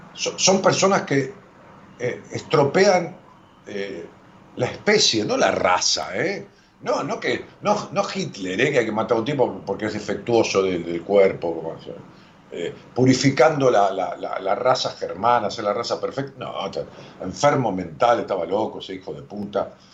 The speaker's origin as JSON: {"language": "Spanish", "area": "La Matanza", "region": "Buenos Aires Province", "country": "Argentina", "said": "allá en mi pueblo, en La Matanza"}